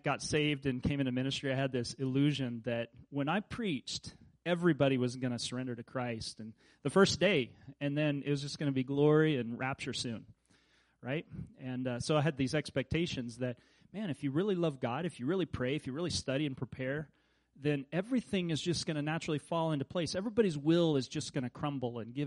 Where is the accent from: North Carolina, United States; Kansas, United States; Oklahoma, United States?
Kansas, United States; where I grew up in Kansas